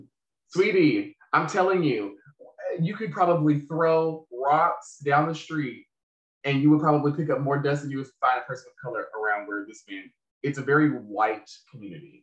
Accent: Charlotte, North Carolina, United States; I'm from Charlotte.

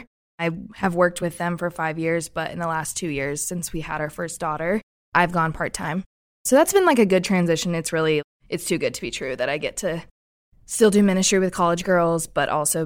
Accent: Kansas City, United States; moved away as an adult; now in Columbia, United States; So I'm originally from Kansas City, came to Columbia for school and met my husband here

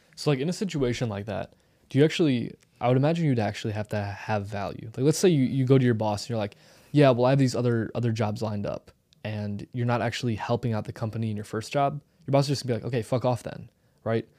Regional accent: St. Louis, Missouri, United States; I come from Saint Louis

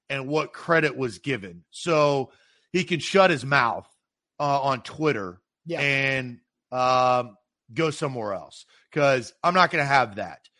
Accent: the South, United States; accent: Southern; they would definitely say that I was from the South.

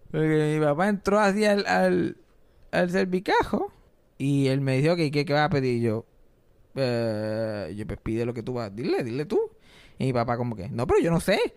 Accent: Puerto Rico

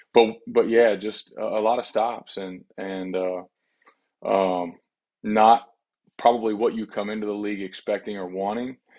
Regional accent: Texas, United States; growing up in Texas, you know, you grow up watching the Dallas Cowboys

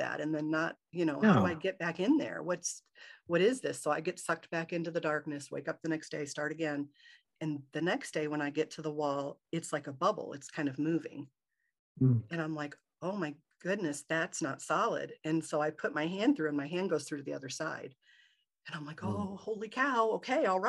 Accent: Michigan, United States; I grew up in Michigan

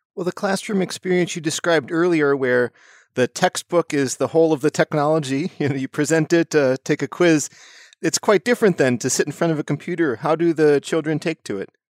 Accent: United States; I grew up in the United States

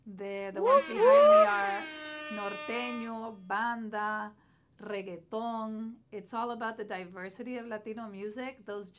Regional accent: Honduras; now in United States; let alone a Central American, because I'm from Honduras, she's from Nicaragua.

